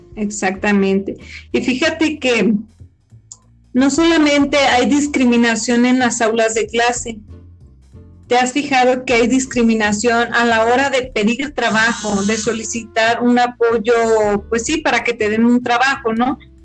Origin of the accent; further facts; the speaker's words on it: Mexico; los mexicanos somos indios